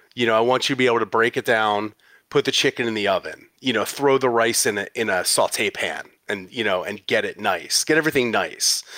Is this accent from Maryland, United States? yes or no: no; West Chester, Pennsylvania, United States; moved away as an adult; also born or lived in San Francisco, California; I'm originally from Westchester, Pennsylvania